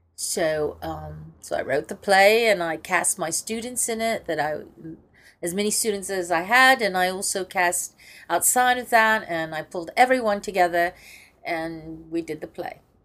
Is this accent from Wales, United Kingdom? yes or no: yes; Wales, United Kingdom; I'm, I'm Welsh, but I, it's difficult to pronounce. all right. No, I don't speak it.